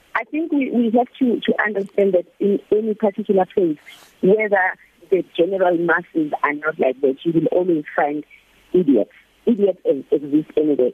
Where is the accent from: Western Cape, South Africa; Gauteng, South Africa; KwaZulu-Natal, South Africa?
KwaZulu-Natal, South Africa; Newcastle; moved away as an adult; now in Wuhan, China; My hometown in, in, in South Africa is Newcastle.